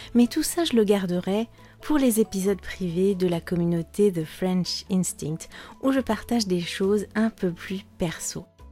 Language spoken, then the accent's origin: French; Netherlands; French is a second language; je viens des Pays-Bas